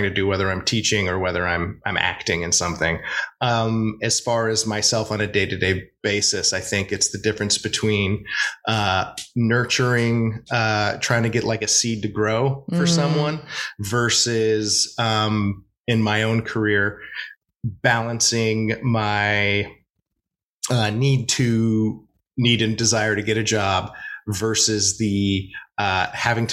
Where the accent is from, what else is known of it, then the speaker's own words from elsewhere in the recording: Oregon, United States; moved away as an adult; also born or lived in New York; now in Los Angeles, United States; I'm from Oregon originally